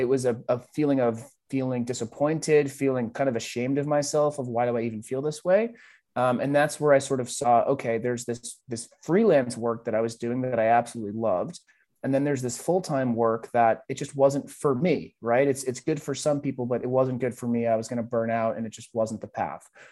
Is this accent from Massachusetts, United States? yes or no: yes; Boston, Massachusetts, United States; growing up in Boston